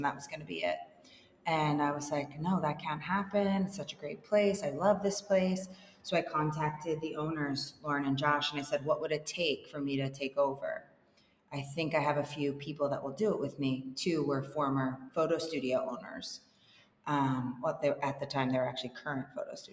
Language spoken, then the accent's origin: English; New Jersey, United States; moved away as an adult; now in New York City, United States; I grew up in New Jersey.